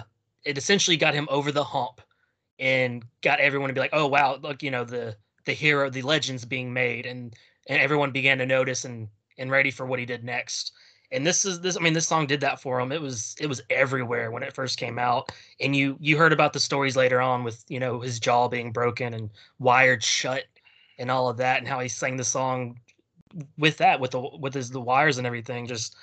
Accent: Louisiana, United States; I'm from Louisiana.

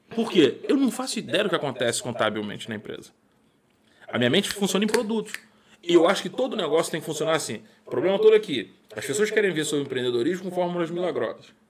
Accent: Rio de Janeiro, Brazil; moved away; sou de Irajá, suburbano nato

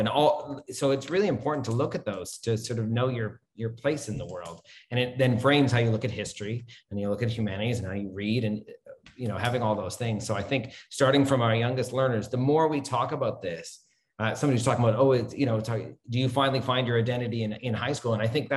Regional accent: Toronto, Ontario, Canada; moved away as an adult; also born or lived in Kuala Lumpur, Malaysia; now in Malaysia; I grew up in Toronto, Canada

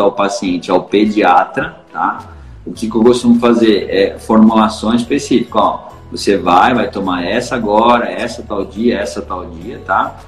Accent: São Paulo, Brazil; Eu sou de São Paulo

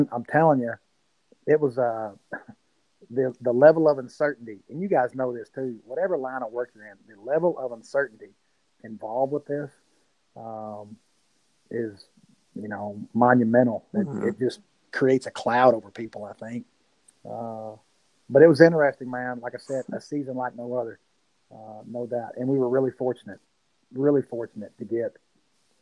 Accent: Sulphur Springs, Texas, United States; moved away as an adult; also born or lived in Denton; now in Van, United States; Springs is an hour from here. It's my hometown where I grew up.

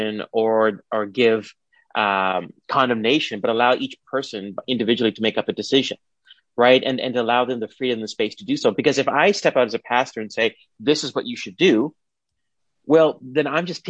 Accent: India; now in Canada; I'm Indian.

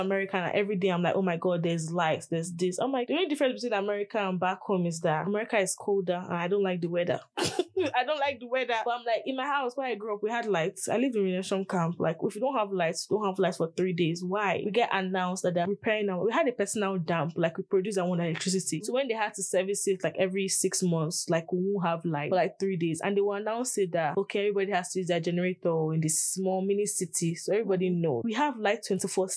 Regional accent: Nigeria; English is a second language; moved away as an adult; now in Utah, United States; I'm Nigerian

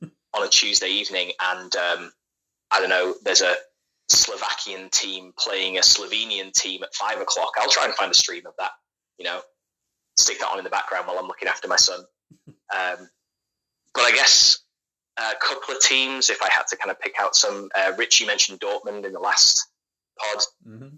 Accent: Leeds, Yorkshire and the Humber, United Kingdom; eventually came to live in Leeds

